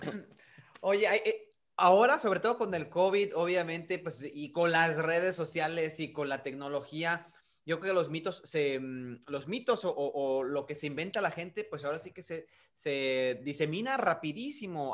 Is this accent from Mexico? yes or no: yes; Mexico; now in United States; nacimos en México, que crecimos en México